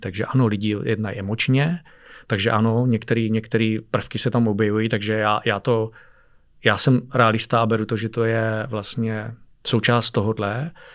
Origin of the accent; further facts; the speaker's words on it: Czechia; jsem Čech